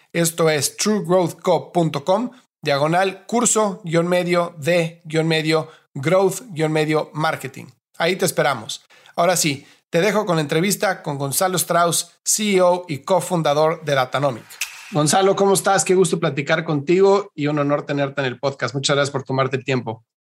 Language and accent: Spanish; Mexico; yo soy mexicano